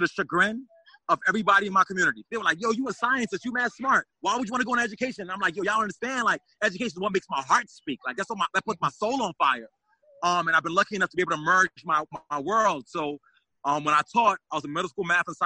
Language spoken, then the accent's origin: English; New York City, New York, United States; now in Saratoga Springs, United States; I'm from the Bronx originally